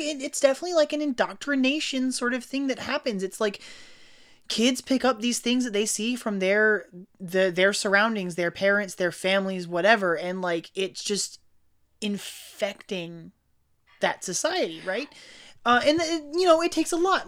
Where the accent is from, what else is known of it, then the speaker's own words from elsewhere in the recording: United States; being American